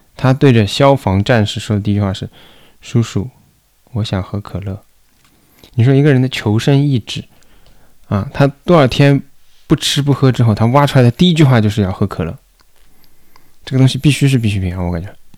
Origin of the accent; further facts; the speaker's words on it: Shanghai, China; 作为一个上海人